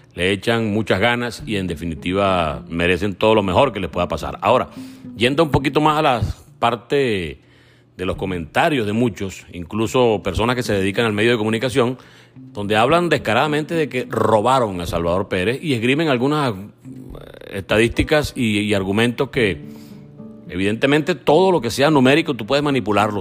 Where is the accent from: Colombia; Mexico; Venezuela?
Venezuela; como venezolano